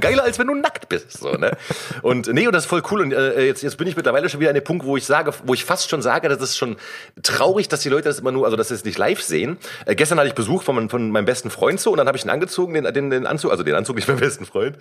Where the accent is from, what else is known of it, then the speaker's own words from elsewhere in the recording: Cologne, North Rhine-Westphalia, Germany; Ich bin ja gebürtiger Kölner